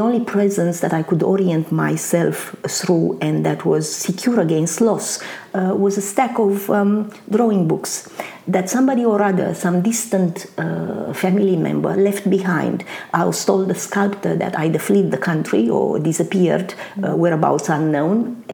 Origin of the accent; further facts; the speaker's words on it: Bucharest, Romania; English is a second language; moved away as an adult; also born or lived in Constanța, Romania; now in Australia; I was born in Bucharest in Romania. However, I spent the early years of my childhood mainly en route to my grandmother, who lived in a town by the Black Sea called Constanța or Constanța.